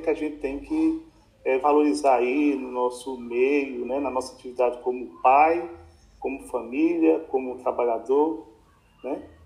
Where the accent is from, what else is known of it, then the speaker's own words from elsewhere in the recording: Januária, Minas Gerais, Brazil; eu nasci, e nós voltamos para o Fabião, ali no Peruaço. Ali eu cresci os primeiros anos, até os 5, 6, 7 anos